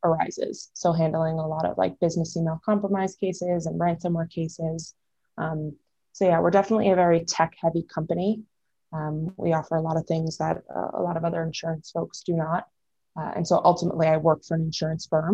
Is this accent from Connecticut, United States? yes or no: no; New York, United States; now in Denver, United States; I am from New York. I currently reside in Denver, Colorado